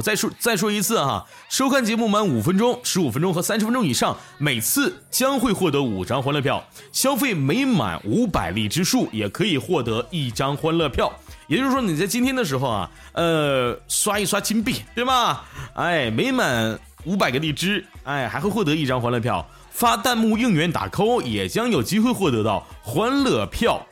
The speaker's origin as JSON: {"language": "Chinese", "region": "Northeast China", "country": "China", "said": "我是东北"}